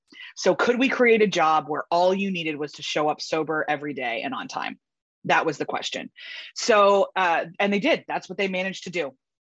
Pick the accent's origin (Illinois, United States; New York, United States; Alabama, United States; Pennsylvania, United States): Pennsylvania, United States; Philadelphia; also born or lived in Baltimore, Maryland; I was born outside of Baltimore, actually, and then moved to suburban Philadelphia when I was 7 because my parents bought a company. And this was in the early 90s.